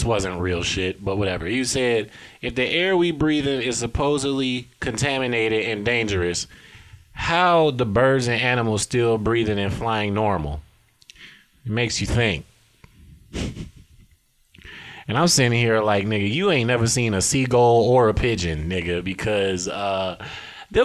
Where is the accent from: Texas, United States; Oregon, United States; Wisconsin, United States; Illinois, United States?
Illinois, United States; South Holland; moved away; I am from South Highland, Illinois, 60473